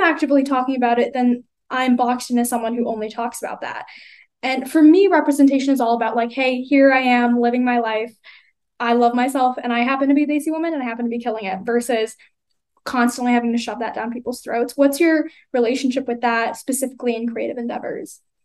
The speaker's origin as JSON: {"language": "English", "country": "United States", "tie": "born or raised there", "accent": "American", "said": "I was born here"}